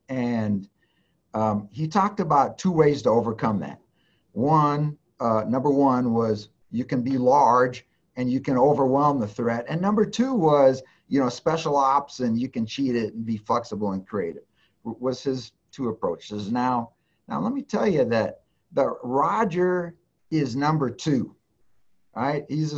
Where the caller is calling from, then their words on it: Cheyenne, Wyoming, United States; You know, I'm Zooming in from my office right here in Cheyenne.